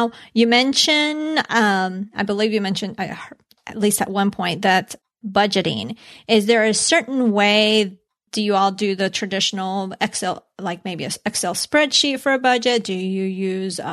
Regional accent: Colombia; moved away; I was born in Colombia, so I grew up a little bit with having it.

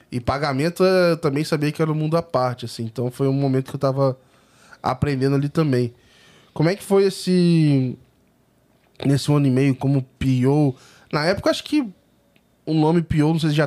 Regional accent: São Paulo, Brazil; Sou de São Paulo.

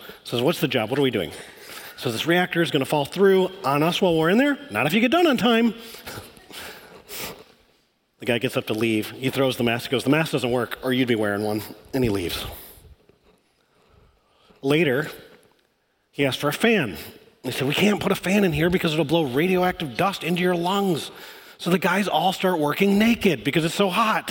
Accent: Michigan, United States; I grew up in Michigan.

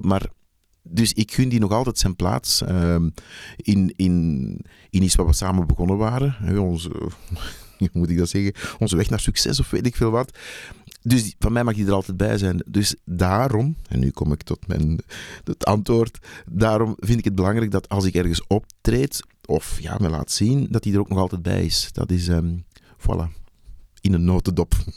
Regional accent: Antwerp, Flanders, Belgium; moved away as an adult; also born or lived in Hofstade / Mechelen; oorspronkelijk kom ik uit Antwerpen

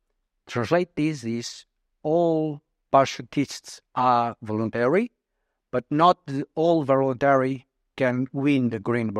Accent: Portugal; moved away as an adult; also born or lived in Mozambique; I'm almost 53 next week and I'm Portuguese. I was born in Mozambique in Africa, but I passed all my life in Portugal. I'm living here for almost 11 years.

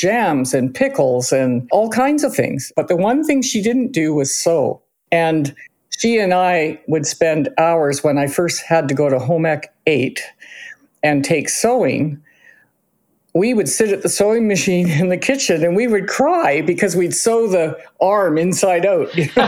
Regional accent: Cranbrook, British Columbia, Canada; born there; I was born in Cranbrook and Kay was born at Royal Columbian

